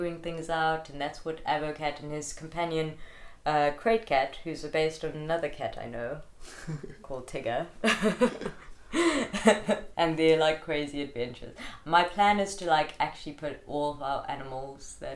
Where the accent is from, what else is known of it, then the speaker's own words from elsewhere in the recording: Greytown, KwaZulu-Natal, South Africa; also born or lived in Pietermaritzburg; I actually grew up in Greytown. I'm a country gal